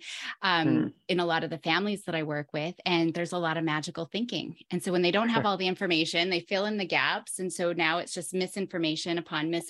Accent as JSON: {"language": "English", "country": "Canada", "said": "I'm from Canada"}